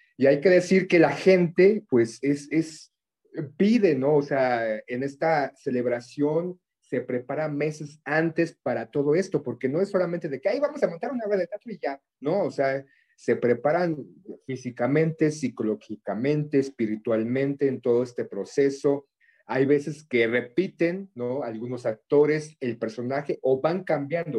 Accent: Mexico; desde niños nos inculcan de alguna forma pues somos de México, somos un país cristiano católico

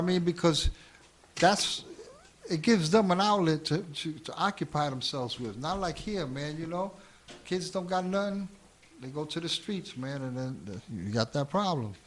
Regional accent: New York City, New York, United States; also born or lived in Hell's Kitchen, New York City / Queensbridge, Queens; I was born in Hell's Kitchen till the age of five. At the age of five, I moved up to um, Spanish Harlem, 115 in Madison, and that's where it was all, you know, that's where it all began.

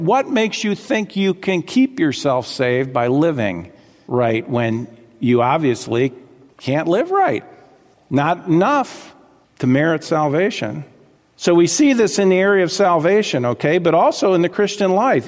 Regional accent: South Florida, United States; I grew up in South Florida.

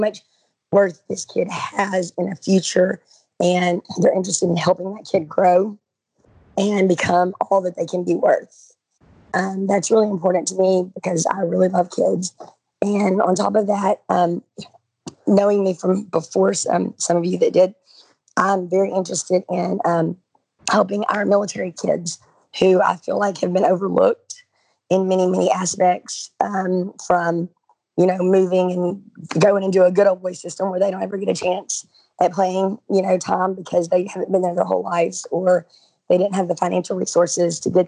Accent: Texas, United States; I'm from Texas, the big football state

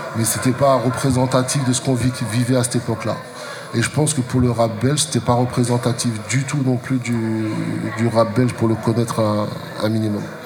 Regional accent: Strasbourg, Grand Est, France; chez nous à Strasbourg

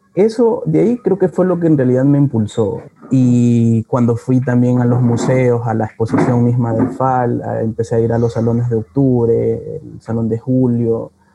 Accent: Guayaquil, Guayas, Ecuador; yo nací y, crecí en Cristo del Consuelo

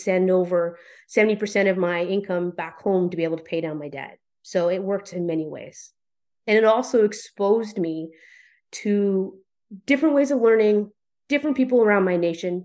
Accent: Vernon, British Columbia, Canada; moved away as an adult; If I had continued to live in Vernon, British Columbia, which I love as my hometown

